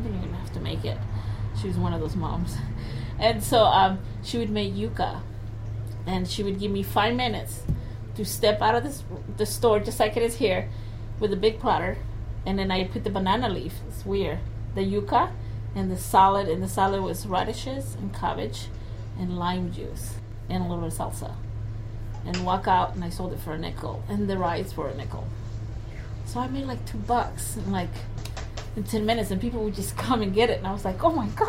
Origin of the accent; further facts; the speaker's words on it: El Salvador; now in Portland, United States; I grew up in El Salvador